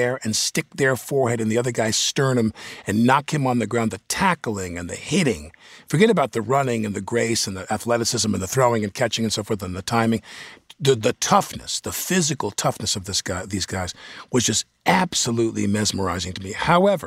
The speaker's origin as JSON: {"language": "English", "town": "Massapequa", "region": "New York", "country": "United States", "said": "I'm from Massapequa, Long Island"}